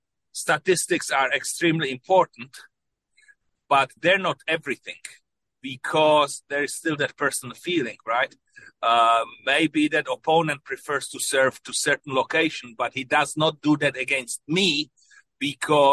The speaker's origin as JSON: {"language": "English", "country": "Czechia", "tie": "born or raised there", "moved": "yes", "said": "When I was growing up in Czechoslovakia"}